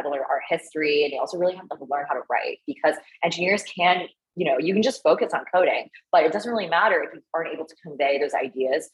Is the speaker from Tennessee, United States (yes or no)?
no; outside Boston, Massachusetts, United States; also born or lived in China / Canada; I spent most of my childhood and formative years in America, outside Boston, in the suburbs